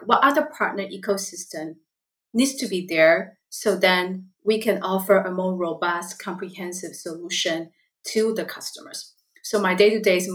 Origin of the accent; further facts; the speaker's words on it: Taiwan; English is a second language; moved away as an adult; now in Seattle, United States; I was born and raised in Taiwan